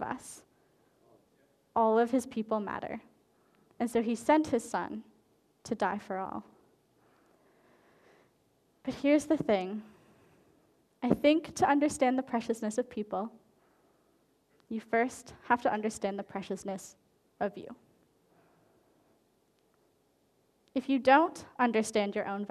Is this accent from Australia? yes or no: no; Canada; moved away; I lived in French Canada for a while because I'm Canadian